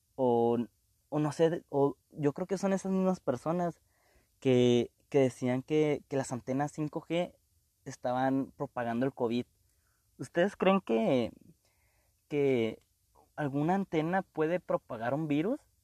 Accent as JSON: {"language": "Spanish", "country": "Mexico", "said": "nosotros como mexicanos"}